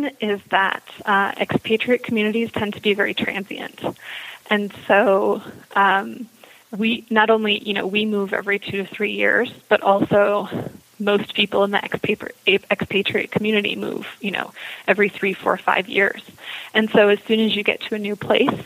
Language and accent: English; United States; moved away; spending large portions of your life outside of the United States as an American